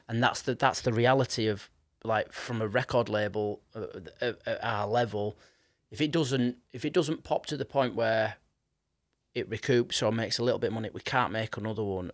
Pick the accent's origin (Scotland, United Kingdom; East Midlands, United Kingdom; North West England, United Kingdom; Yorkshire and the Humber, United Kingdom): Yorkshire and the Humber, United Kingdom; Leeds; I grew up in Leeds